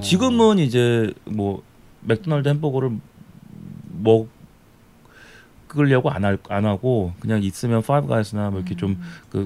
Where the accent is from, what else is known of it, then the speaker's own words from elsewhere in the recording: South Korea; moved away as an adult; also born or lived in Nashville, Tennessee; now in Nashville area, United States; 한국에 제가 이제 한국 사람으로 여기서 좀 20몇 년을 살다가 이제 미국을 갔으니까